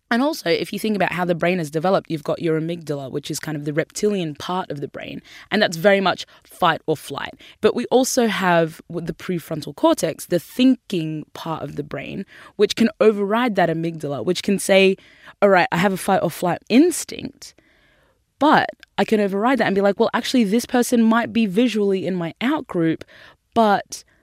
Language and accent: English; Sudan; born there; also because I was born in Sudan, and Sudan was one of the countries that was put on the Muslim ban list.